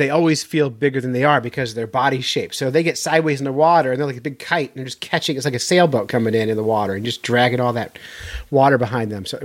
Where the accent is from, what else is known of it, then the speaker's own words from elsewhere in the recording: Florida, United States; Well, most I grew up